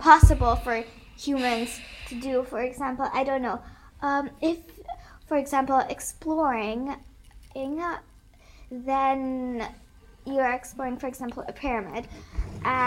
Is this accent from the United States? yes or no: no; Hungary; moved away; I come from Hungary